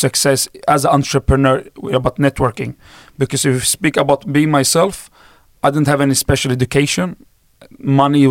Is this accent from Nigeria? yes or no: no; Sweden; English is a second language; I was born and raised up in Sweden